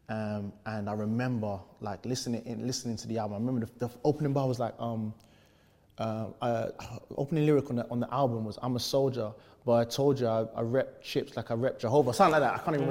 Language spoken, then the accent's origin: English; London, United Kingdom; I grew up in East London